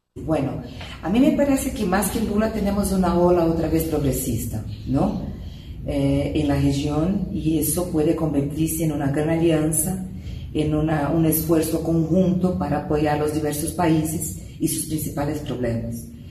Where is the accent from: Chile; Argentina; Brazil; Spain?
Brazil; Yo como brasileña